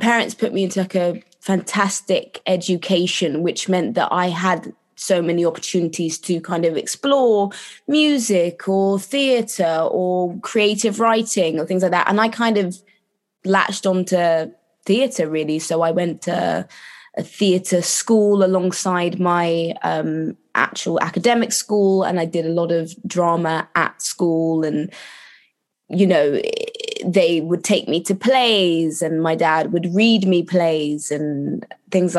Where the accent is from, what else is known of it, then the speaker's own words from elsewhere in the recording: London, United Kingdom; I grew up in London.